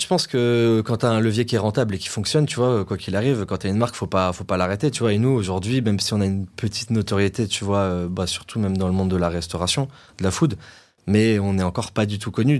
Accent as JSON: {"language": "French", "town": "Nice", "region": "Provence-Alpes-Côte d'Azur", "country": "France", "also_born_or_lived": "London", "moved": "as an adult", "said": "je viens, de, je de Nice"}